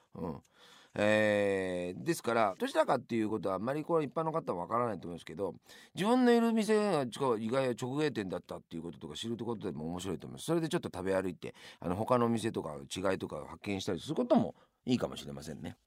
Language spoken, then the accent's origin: Japanese; Yamanashi, Japan; moved away; also born or lived in Tokyo; 生まれ故郷の山梨に東京にいたんですが一旦山梨に、えー、帰ります